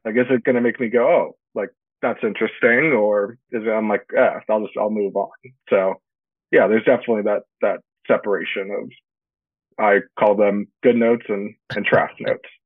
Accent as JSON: {"language": "English", "town": "Yorba Linda", "region": "California", "country": "United States", "tie": "born or raised there", "said": "I grew up uh, Yorba Linda, California, close to Anaheim"}